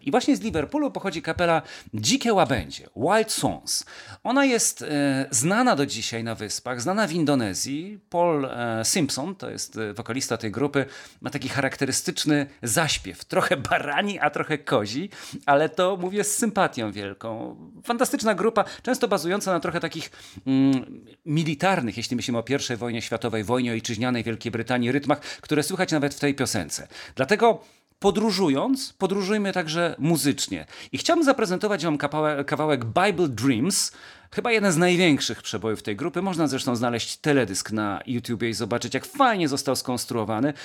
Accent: Kielce, Świętokrzyskie Voivodeship, Poland; jestem synem ziemi kieleckiej, jestem kielczaninem z Cyzorykiem

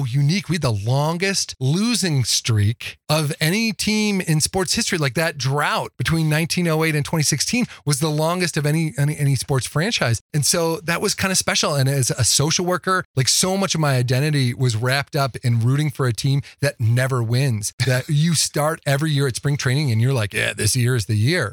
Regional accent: outside of Chicago, Illinois, United States; also born or lived in Midwest; now in Fort Collins, United States; I grew up outside of Chicago

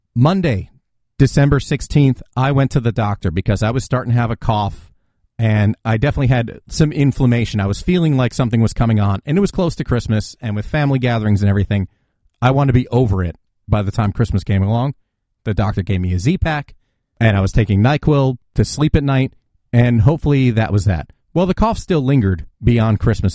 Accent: New Jersey, United States; my home state, New Jersey

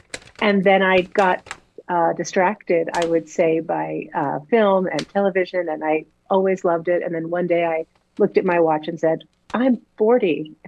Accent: Woodbridge, Connecticut, United States; moved away as an adult; now in Los Angeles, United States; Yep, I grew up in Woodbridge and I went to Hopkins.

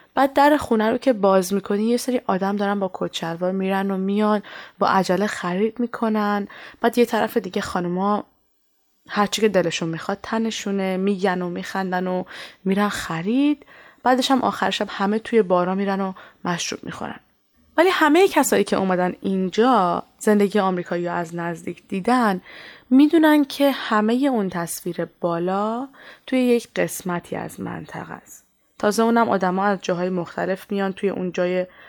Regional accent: Iran; moved away as an adult; منی که سالها توی ایران بزرگ شدم

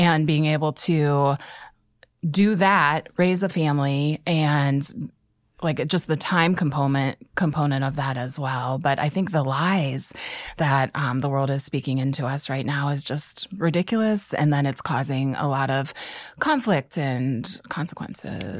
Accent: Canton, Ohio, United States; I grew up in Canton, and then I went to college at Malone

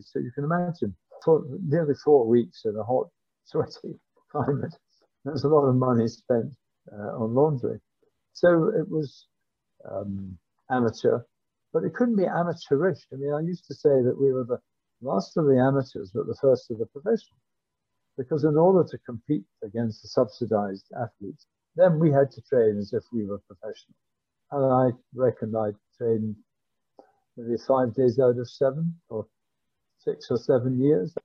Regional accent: Glasgow, Scotland, United Kingdom; I was born in Glasgow. I went to grammar school in Glasgow and I went to Glasgow University.

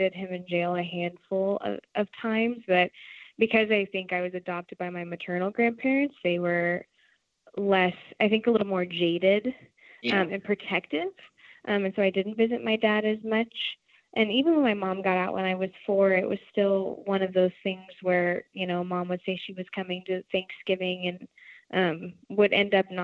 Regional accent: Arlington, Texas, United States; moved away; I was raised in the Dallas-Fort Worth area, more specifically Arlington

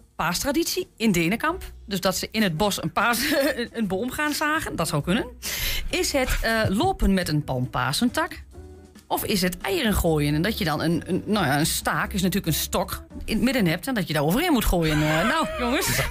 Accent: Twente, Overijssel, Netherlands; als Twentenaar

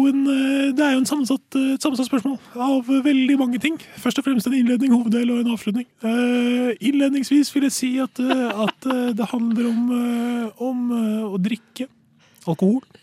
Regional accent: Sweden; now in Norway; Som dere hører, jeg er fra Sverige

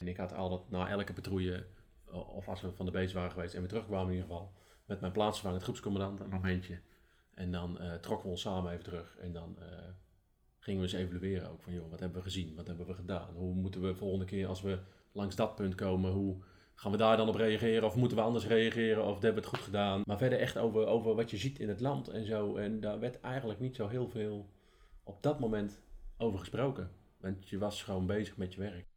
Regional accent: Netherlands

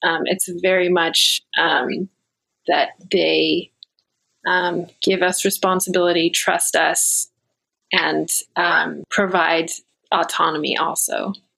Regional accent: Virginia, United States; I grew up mostly here in Virginia

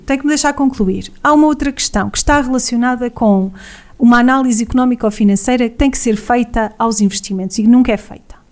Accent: Vozela, Viseu, Portugal; trabalho fora há muito, muito tempo, faço quilómetros e quilómetros para regressar a Vozela, sou uma apaixonada pela, pela minha vila

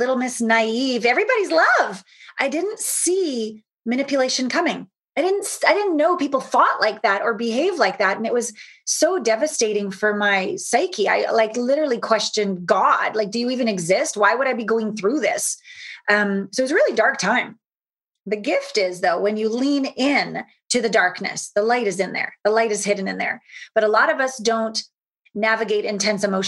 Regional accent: Canada; moved away as an adult; also born or lived in Los Angeles / Japan; Small town Canadian girl, hopped on Uncle Phil's 18-wheeler semi when I was 19 from Canada down

